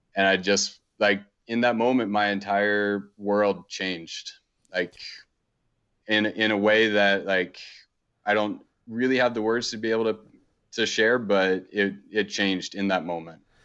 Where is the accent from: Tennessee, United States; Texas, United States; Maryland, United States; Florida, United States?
Maryland, United States; suburb outside Baltimore, East Coast; now in Montana, United States; I grew up on the East Coast, um, in a pretty kinda typical suburb. Um, we, we were about thirty, forty minutes outside of Baltimore, pretty close to D C